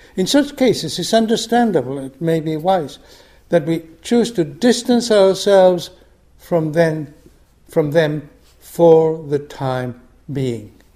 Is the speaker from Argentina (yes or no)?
yes; Argentina; moved away; I grew up in Argentina under a military dictatorship